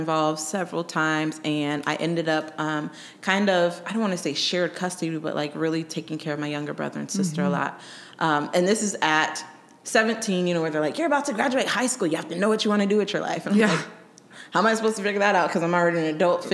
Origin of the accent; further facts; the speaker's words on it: Colorado, United States; also born or lived in Germany; I grew up in Colorado